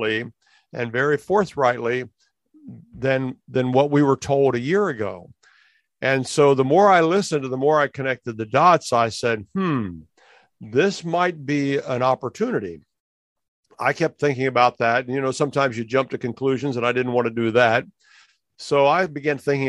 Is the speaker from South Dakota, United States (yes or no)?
no; Cape Coral, Florida, United States; Cape Coral, my hometown